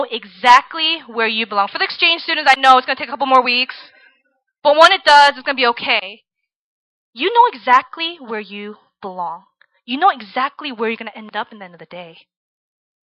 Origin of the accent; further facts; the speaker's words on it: Virginia, United States; I grew up in Virginia, in the suburbs, where everybody's very nice to you